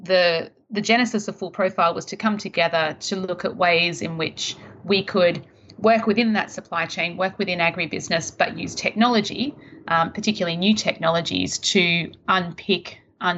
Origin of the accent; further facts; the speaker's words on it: Melbourne, Victoria, Australia; moved away as an adult; now in Sydney, Australia; Based in Sydney, so I'm originally from Melbourne.